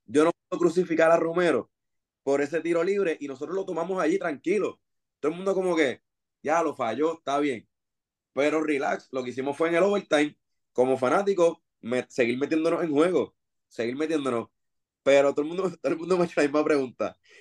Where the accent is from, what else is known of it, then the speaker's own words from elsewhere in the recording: Bayamón, Puerto Rico; yo soy de Bayamón, obviamente somos vaqueros full